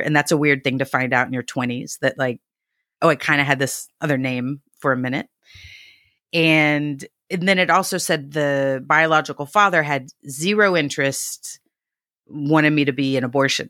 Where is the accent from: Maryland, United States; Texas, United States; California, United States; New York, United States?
Texas, United States; Dallas; I'm from Dallas.